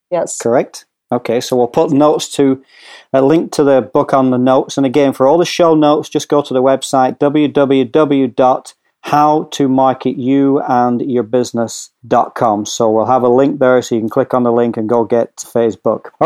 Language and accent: English; Hoboken, New Jersey, United States; accent: pseudo Scottish Northern English; I'm actually from Hoboken, New Jersey, but I just have this pseudo Scottish Northern English accent